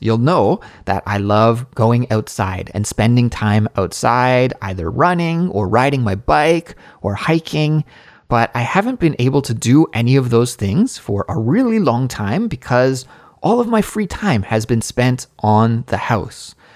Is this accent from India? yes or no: no; Canada; now in South Korea; as a Canadian living abroad in South Korea